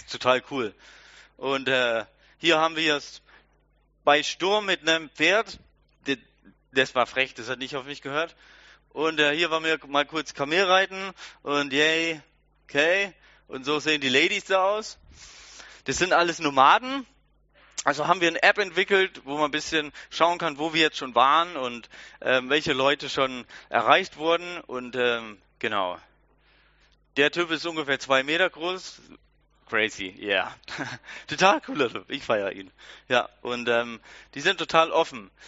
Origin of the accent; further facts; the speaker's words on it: Germany; wir sind alle Deutsche